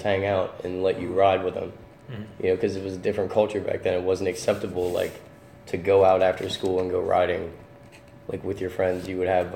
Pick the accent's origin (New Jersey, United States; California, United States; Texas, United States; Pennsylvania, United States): Texas, United States; Dallas; now in Trenton, United States; I'm not originally from Trenton, but growing up in Dallas area, down in Texas